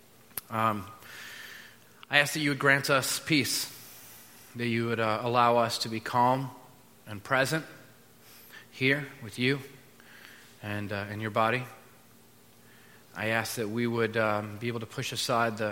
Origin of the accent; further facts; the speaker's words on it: United States; we're American